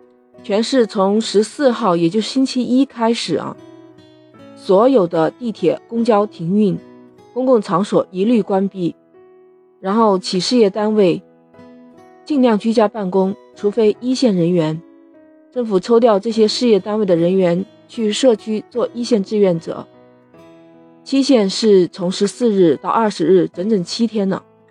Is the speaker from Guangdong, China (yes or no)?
yes; Shenzhen, Guangdong, China; 我们深圳人民